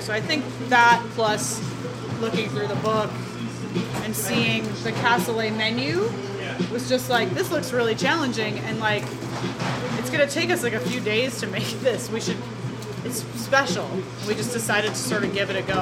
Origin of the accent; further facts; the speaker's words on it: Midwest, United States; we're from the Midwest